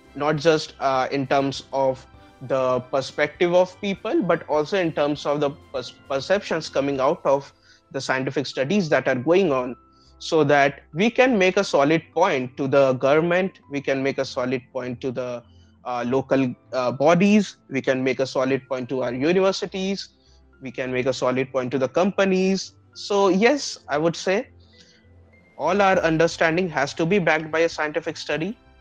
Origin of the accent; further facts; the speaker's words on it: Gorakhpur, Uttar Pradesh, India; moved away; also born or lived in Aurangabad; I was born and brought up in Gorakhpur, Uttar Pradesh, and particularly my family hails from west bengal but uh, for me my birth and my i would say entire childhood has been spent in the city